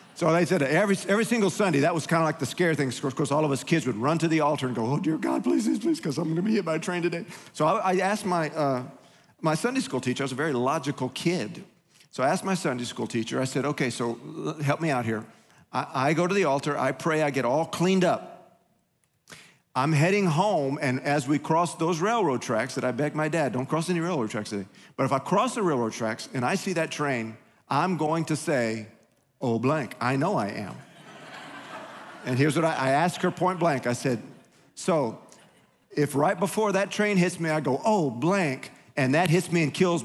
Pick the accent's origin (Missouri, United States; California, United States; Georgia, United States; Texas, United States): Texas, United States; Huntsville; As a child growing up in Pentecost and a little church there in Huntsville, precious church, grateful for my pastor